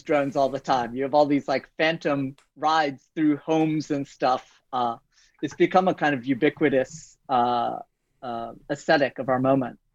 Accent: United States; moved away as an adult; also born or lived in France; now in Toronto, Canada; I'm an American by birth

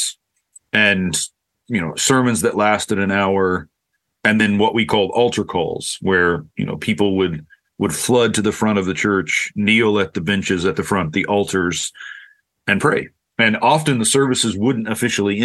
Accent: Oklahoma, United States; now in Lakeland, United States

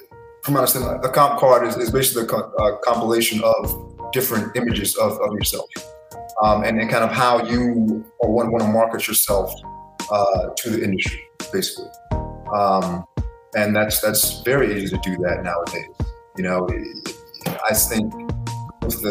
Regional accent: New York, United States; I was born in New York

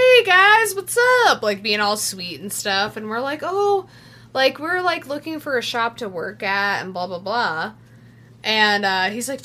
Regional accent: Colorado Springs, Colorado, United States; also born or lived in Germany; I'm originally from Colorado Springs, so mm-hmm. my parents live there

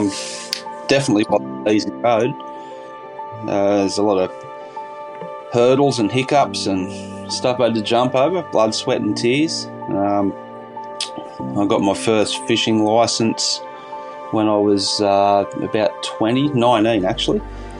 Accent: Bangalow, New South Wales, Australia; now in Yamba, Australia; Yeah, I grew up in Bangalow, Byron Bay area, and I moved down here to Yamba probably roughly 20 years ago.

